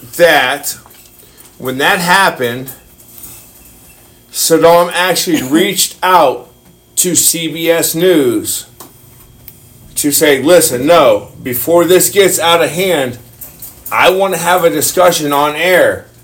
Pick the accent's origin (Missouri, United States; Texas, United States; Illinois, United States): Texas, United States; and I grew up in Texas